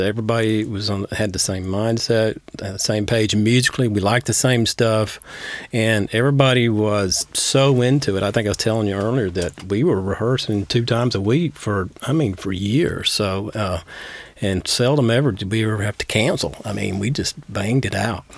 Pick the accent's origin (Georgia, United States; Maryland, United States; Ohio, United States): Georgia, United States; Dugtown; where I grew up around Dugtown